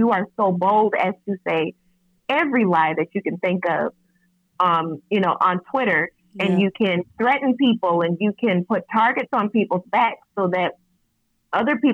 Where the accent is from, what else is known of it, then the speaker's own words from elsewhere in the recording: Syracuse, New York, United States; my hometown of Syracuse, New York